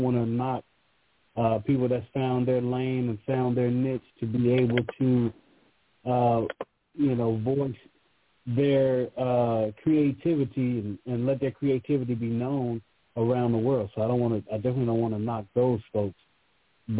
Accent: West Virginia, United States; also born or lived in East Orange, New Jersey; I am a kid from West Virginia, grew up loving hip-hop in an area that had no hip-hop. So fortunately, I was born in New Jersey, East Orange, the Brick City

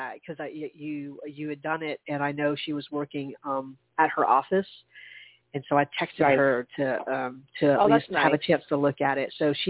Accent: Charleston, United States; moved away; We can go by Charleston and see our old hometown. Definitely my hometown.

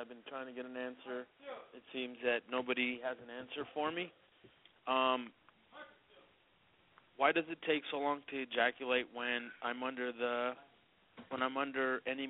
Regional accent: San Francisco, California, United States; I am from San Francisco, born and raised

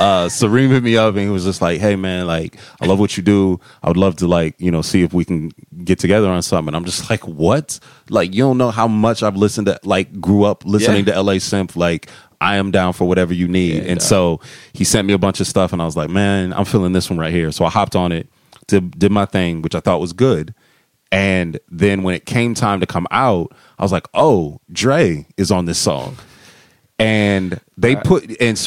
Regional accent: Ohio, United States; I'm from Ohio, so it's counted to Midwest

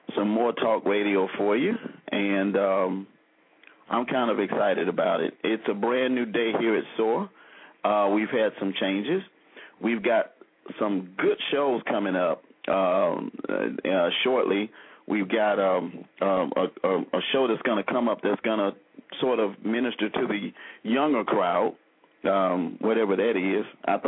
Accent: Selma, Alabama, United States; when I was growing up in Selma

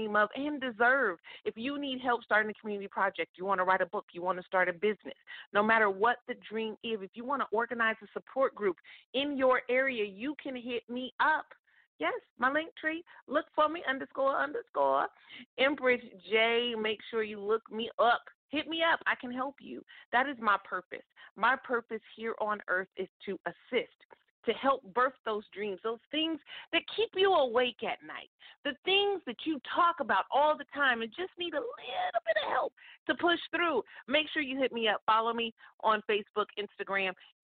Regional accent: Stockton, California, United States; my hometown in the 209 in Stockton, California

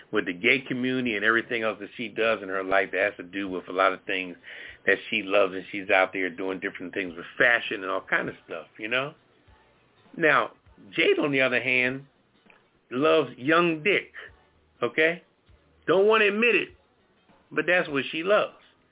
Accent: Philadelphia, Pennsylvania, United States; I'm from Philadelphia

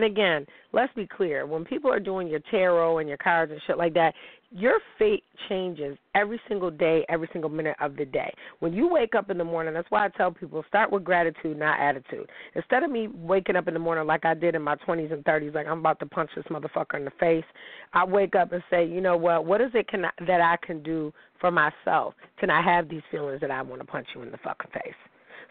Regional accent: Niagara Falls, New York, United States; also born or lived in Pittsburgh; I'm from Niagara Falls

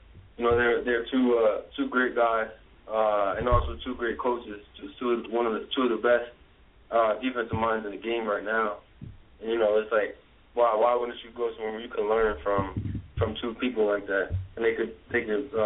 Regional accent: New Jersey, United States; I'm from New Jersey

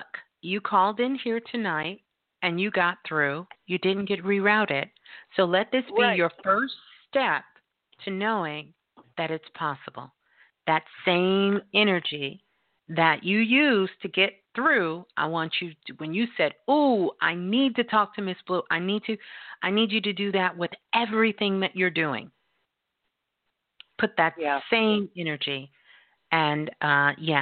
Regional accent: New York City, New York, United States; I was born in Brooklyn

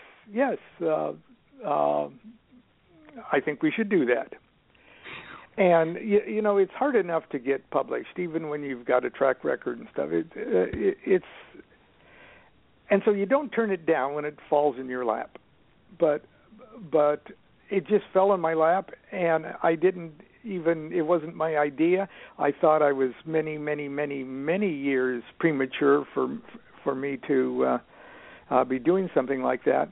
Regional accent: Columbus, Nebraska, United States; as a child growing up in Columbus, Nebraska

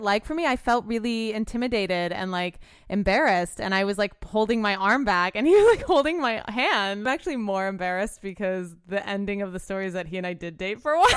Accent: New Orleans, Louisiana, United States; now in Los Angeles, United States; I'm from New Orleans

